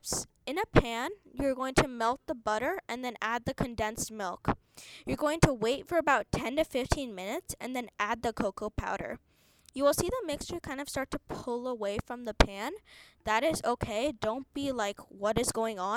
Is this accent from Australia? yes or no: no; India; I'm from India